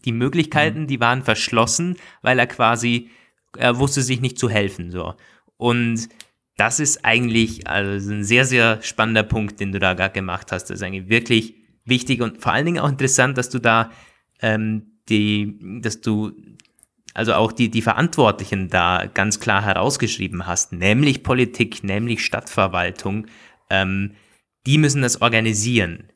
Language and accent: German; Austria; bei uns in Österreich